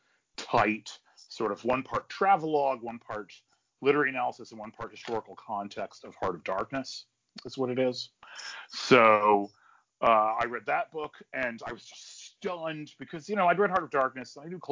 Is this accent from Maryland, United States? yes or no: no; Durham, North Carolina, United States; I went to Duke, which was actually in my hometown